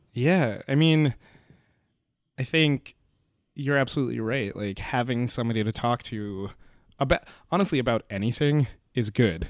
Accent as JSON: {"language": "English", "town": "Pelham", "region": "New York", "country": "United States", "tie": "born or raised there", "said": "my hometown, uh, you know, our high school is Pelham Memorial High School"}